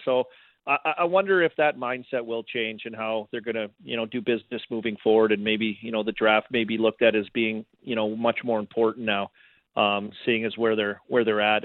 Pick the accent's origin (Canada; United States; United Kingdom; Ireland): Canada; Saskatoon, Saskatchewan; moved away; I'm from Saskatoon